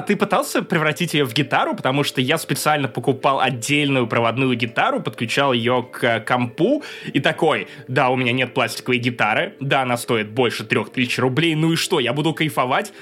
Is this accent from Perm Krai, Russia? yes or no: yes; Perm, Perm Krai, Russia; пермяк в третьем поколении